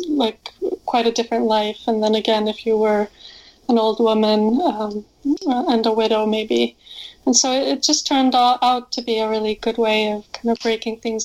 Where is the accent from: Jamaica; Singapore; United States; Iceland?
Iceland; I'm from Iceland, and in Iceland you hear about Vikings growing up, and you have to read Viking literature or sagas and poetry in school.